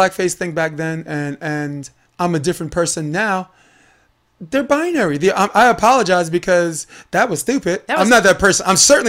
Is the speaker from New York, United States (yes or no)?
yes; New York City, New York, United States; accent: Brooklyn; moved away; I grew up on Flatbush Avenue. I identified half of my life being African American.